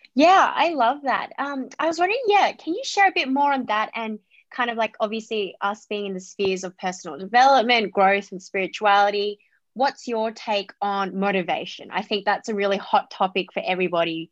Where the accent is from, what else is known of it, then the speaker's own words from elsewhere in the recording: Australia; I was born in Australia, but I have a Vietnamese Chinese background